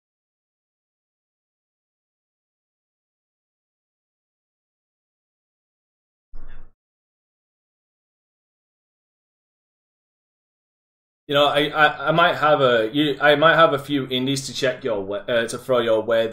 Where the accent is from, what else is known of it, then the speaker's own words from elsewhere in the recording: United Kingdom; I am British